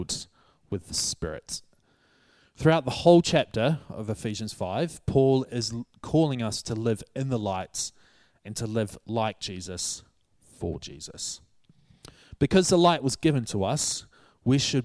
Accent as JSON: {"language": "English", "country": "New Zealand", "tie": "born or raised there", "moved": "as an adult", "lives_now": "Hatfield, United Kingdom", "said": "my home country, New Zealand"}